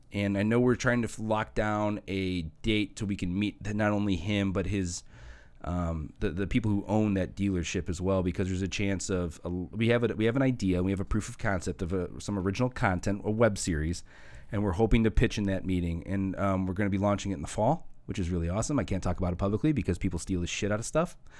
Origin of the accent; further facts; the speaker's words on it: Hammond, Indiana, United States; I grew up in Hessville till eighth grade